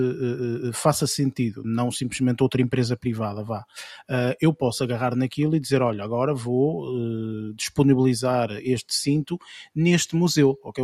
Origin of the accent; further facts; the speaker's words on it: Portugal; como portugueses